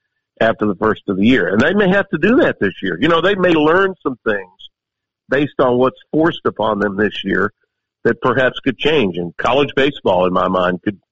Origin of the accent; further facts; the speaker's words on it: Shreveport, Louisiana, United States; I live in my hometown of Shreveport. I have for 30 years